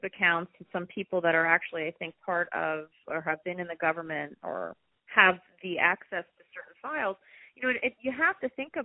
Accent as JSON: {"language": "English", "town": "New York City", "region": "New York", "country": "United States", "tie": "born or raised there", "said": "I grew up in Manhattan"}